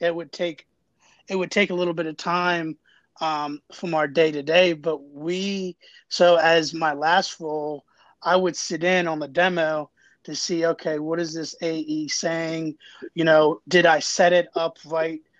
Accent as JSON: {"language": "English", "town": "Jacksonville", "region": "Florida", "country": "United States", "moved": "yes", "lives_now": "Howard County, Maryland, United States", "said": "I'm from Jacksonville, Florida moved to Maryland in 2002, and I live in Howard County now"}